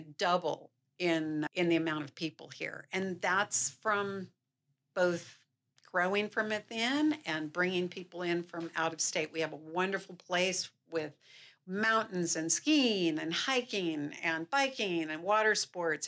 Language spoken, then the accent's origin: English; Salt Lake City, Utah, United States; moved away as an adult; also born or lived in California; I grew up here in Salt Lake City